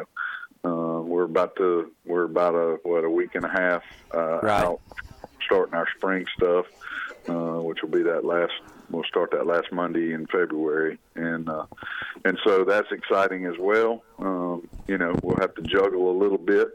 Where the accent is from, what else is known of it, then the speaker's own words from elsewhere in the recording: Montgomery, Alabama, United States; being in my hometown